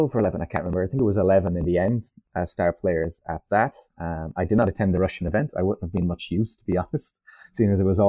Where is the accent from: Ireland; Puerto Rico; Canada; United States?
Ireland; also born or lived in France; I'm Irish